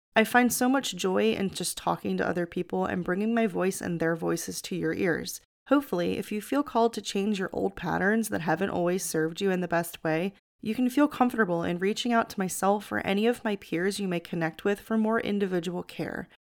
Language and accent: English; outside of Philadelphia, Pennsylvania, United States; born or raised there; moved away as an adult; also born or lived in Florida